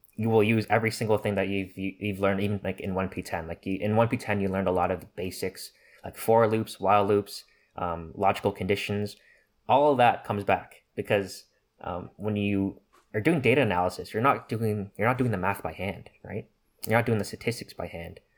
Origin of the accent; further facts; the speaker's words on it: Toronto, Ontario, Canada; moved away; I'm from Toronto